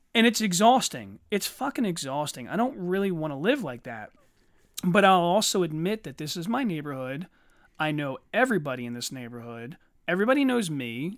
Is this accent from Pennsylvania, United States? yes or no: yes; Eddystone, Pennsylvania, United States; I grew up in Eddystone, a very mixed neighborhood.